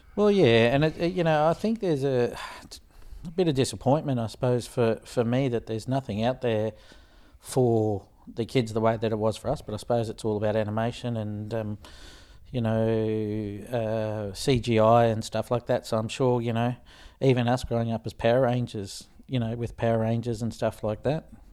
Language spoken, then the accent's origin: English; Australia; being Australian